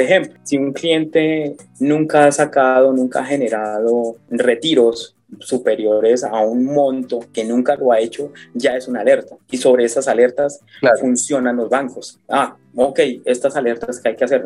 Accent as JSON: {"language": "Spanish", "country": "Colombia", "said": "nosotros como colombianos"}